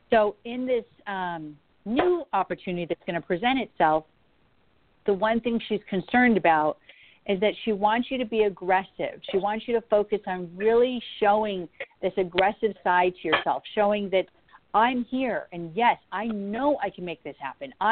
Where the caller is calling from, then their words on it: New York, United States; From New York.